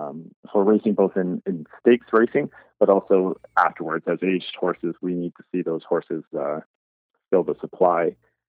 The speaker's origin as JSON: {"language": "English", "town": "Lucan", "region": "Ontario", "country": "Canada", "also_born_or_lived": "Guelph", "said": "I'm originally from Lucan myself, so the farm is located right here."}